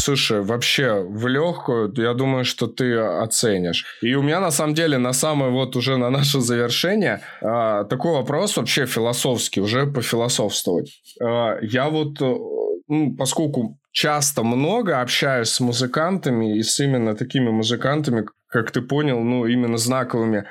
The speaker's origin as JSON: {"language": "Russian", "region": "Moscow", "country": "Russia", "tie": "born or raised there", "moved": "as an adult", "lives_now": "Kyiv, Ukraine", "said": "я родился и вырос в Москве, но волю судьбы меня забросило в Киев, у меня жена просто киевлянка"}